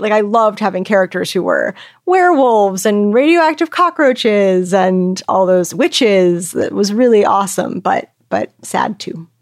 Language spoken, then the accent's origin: English; California, United States; I grew up in California